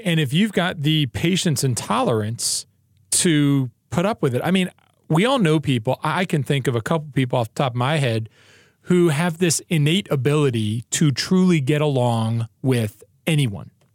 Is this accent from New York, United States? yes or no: yes; New York, United States; I'm also from New York